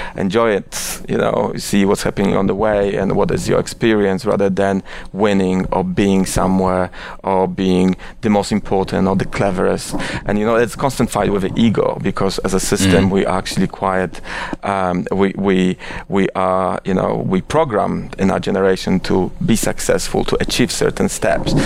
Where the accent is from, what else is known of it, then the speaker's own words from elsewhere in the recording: Oświęcim, Lesser Poland, Poland; English is a second language; moved away as an adult; also born or lived in Warsaw / India / London; now in New York, United States; I was born in Oświęcim, which is uh, a quite controversial city to be born with. Uh, but I, I, actually I was born there, and I was there. I was living there till I was 18